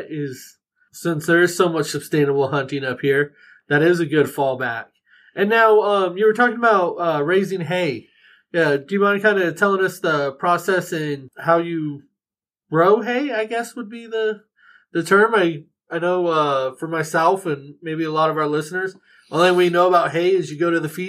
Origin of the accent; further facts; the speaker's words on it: Texas, United States; We came from Texas, and you don't see grass in Texas. Everything's dead.